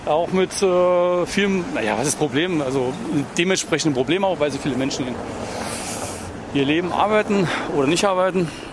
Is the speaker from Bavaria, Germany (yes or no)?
no; Thuringia, Germany; moved away as an adult; now in Berlin, Germany; ich stamme aus Thüringen.